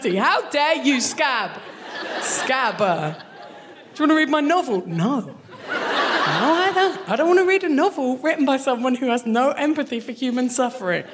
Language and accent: English; Kent, South East England, United Kingdom; moved away as an adult; now in Glasgow, United Kingdom; I am from Kent, the worst part of England. Like, to go from Kent to Glasgow